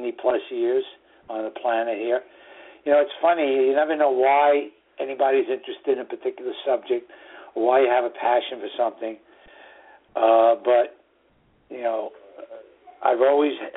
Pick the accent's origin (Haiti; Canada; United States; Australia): United States; New York City, New York; the northern suburbs of New York City, my hometown.